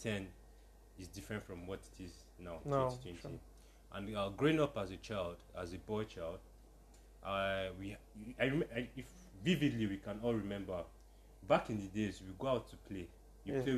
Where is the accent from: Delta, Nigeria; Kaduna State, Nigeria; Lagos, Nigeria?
Kaduna State, Nigeria; Zaria; Zaria, precisely, Kaduna State